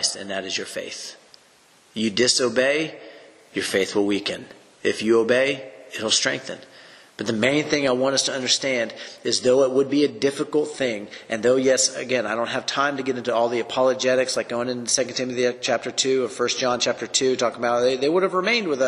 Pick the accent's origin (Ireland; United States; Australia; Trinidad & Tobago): United States; the Bible Belt, the South; growing up in the South in the Bible Belt